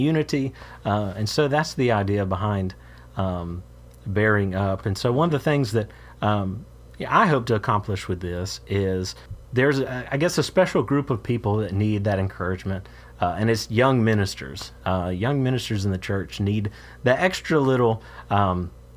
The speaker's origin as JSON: {"language": "English", "town": "Moultrie", "region": "Georgia", "country": "United States", "tie": "born or raised there", "also_born_or_lived": "Green Bay, Wisconsin / Traverse City, Michigan / Florida / Missouri", "moved": "as an adult", "said": "My home state here is Georgia. I'm preaching for my home congregation in Moultrie, Georgia"}